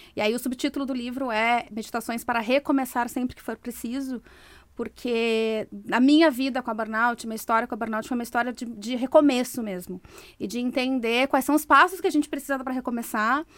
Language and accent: Portuguese; Brazil; moved away as an adult; eu era executiva de uma empresa, eu saí do Brasil